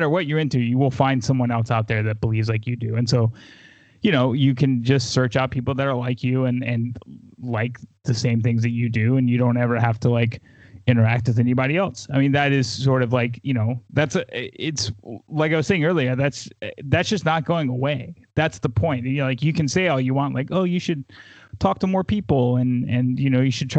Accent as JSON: {"language": "English", "region": "the South", "country": "United States", "tie": "born or raised there", "said": "I grew up in the South."}